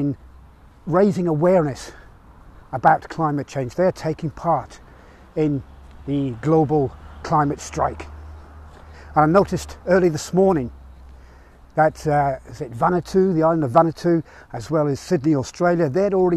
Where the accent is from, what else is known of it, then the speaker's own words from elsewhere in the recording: Rugby, West Midlands, United Kingdom; here in my hometown of Rugby